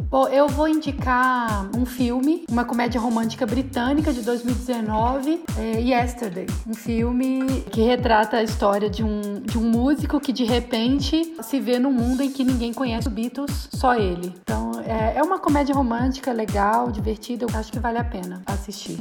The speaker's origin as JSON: {"language": "Portuguese", "region": "Minas Gerais", "country": "Brazil", "said": "como boa mineira"}